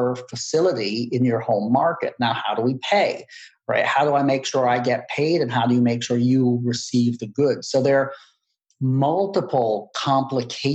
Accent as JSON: {"language": "English", "country": "United States"}